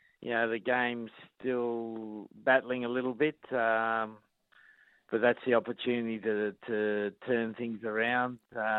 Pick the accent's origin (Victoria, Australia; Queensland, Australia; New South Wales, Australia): New South Wales, Australia; Sydney; I was brought up in La Perouse, which is probably the spiritual home of the Rabbitohs.